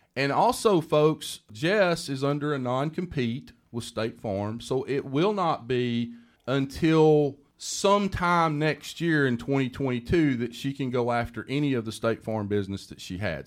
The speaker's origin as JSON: {"language": "English", "region": "the South", "country": "United States", "said": "I'm from the South and I can talk so fast"}